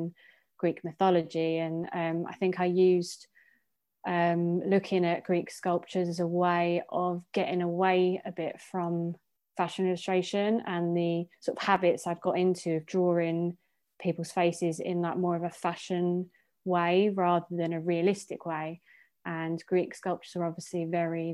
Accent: Essex, East of England, United Kingdom; growing up in Essex

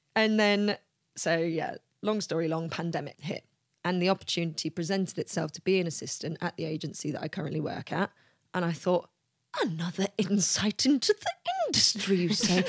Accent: London, United Kingdom; I'm from London

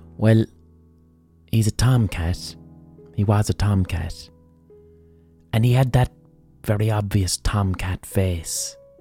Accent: Ireland

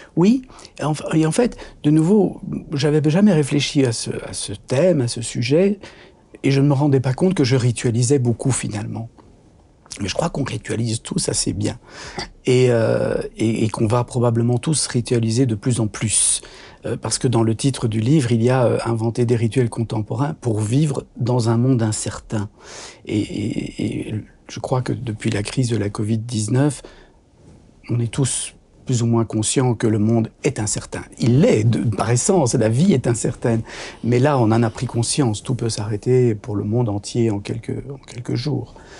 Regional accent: Brussels, Brussels-Capital Region, Belgium; je suis né à Bruxelles

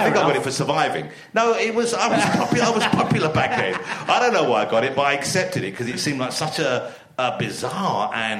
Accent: London, United Kingdom; also born or lived in Camden; I was born in Camden, but I lived in East London all my life. My parents lived in East London, and I moved out from there.

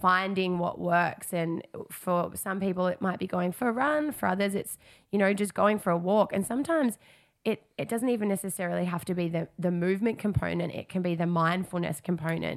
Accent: Darwin, Northern Territory, Australia; moved away as an adult; I come from Darwin, I'd spent, um, a big chunk of twenty twenty back home

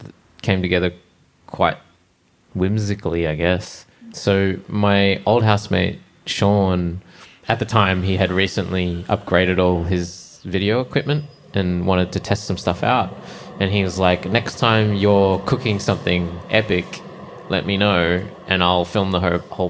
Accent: Brisbane, Queensland, Australia; moved away; I'm from Brisbane

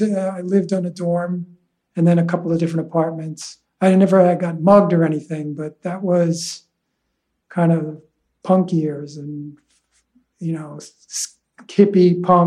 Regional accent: Huntington, New York, United States; also born or lived in Manhattan, New York City; I grew up on Long Island.

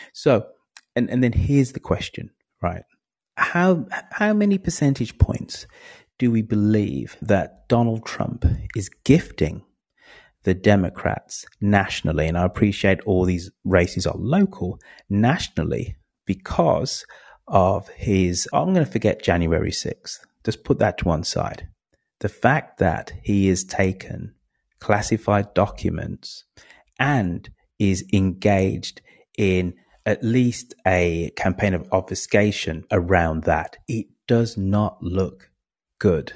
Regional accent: England, United Kingdom; I am English

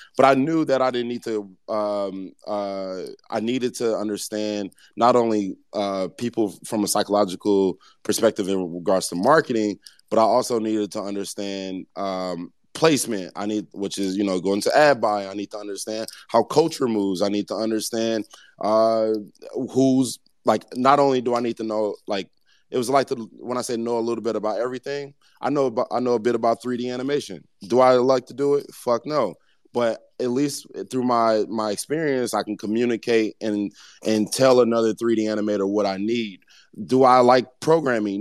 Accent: Ferguson, Missouri, United States; I grew up in Ferguson, Missouri, Saint Louis, Missouri

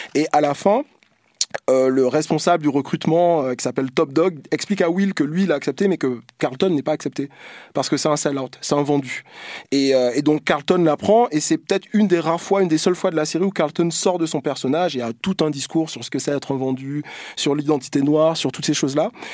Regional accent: Martinique; moved away as an adult; also born or lived in Bordeaux / Rennes; now in Paris, France; Moi, je, suis martiniquais, j'ai grandi en Martinique, et quand je suis venu m'installer euh, d'abord à Rennes, puis à Paris

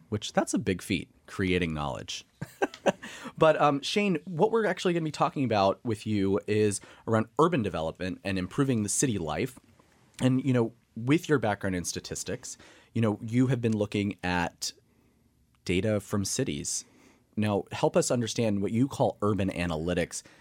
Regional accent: Emporia, Kansas, United States; moved away; my hometown of Emporia, Kansas

